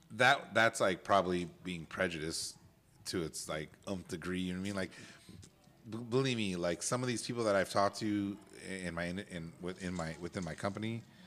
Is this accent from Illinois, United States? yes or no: no; California, United States; So nobody called me out for being from California, but they knew I was from the West Coast because of my haircut.